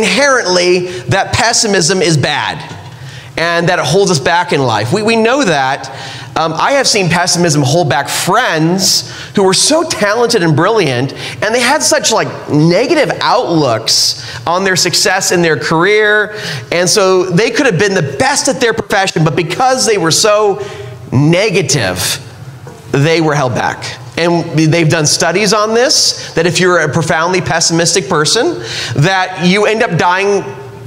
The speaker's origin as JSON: {"language": "English", "region": "California", "country": "United States", "tie": "born or raised there", "moved": "yes", "lives_now": "Utah, United States", "said": "I grew up in California"}